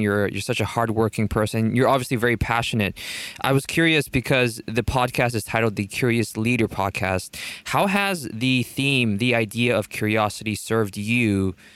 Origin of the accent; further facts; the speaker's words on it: South Korea; I'm from South Korea